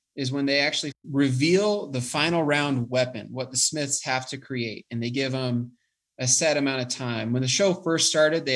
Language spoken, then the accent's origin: English; Colorado Springs, Colorado, United States; I was from the Springs